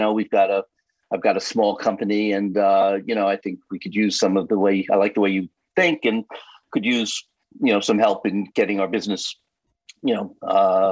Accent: New York City, New York, United States; I'm born and bred in New York City

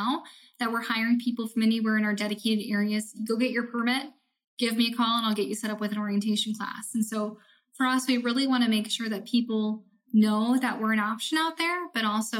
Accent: Iowa, United States; I'm from Iowa

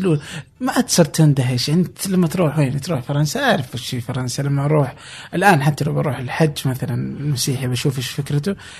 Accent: Saudi Arabia; عندنا في السعودية

